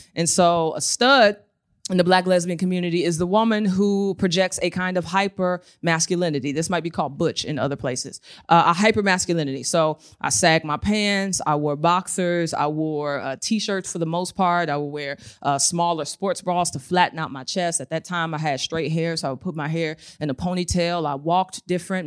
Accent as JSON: {"language": "English", "town": "St. Louis", "region": "Missouri", "country": "United States", "tie": "born or raised there", "said": "I was born in Saint Louis, Missouri, um, to a single mother"}